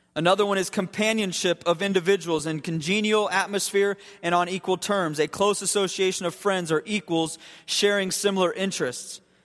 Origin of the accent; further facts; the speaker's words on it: Akron Canton area, Ohio, United States; moved away; The Akron Canton area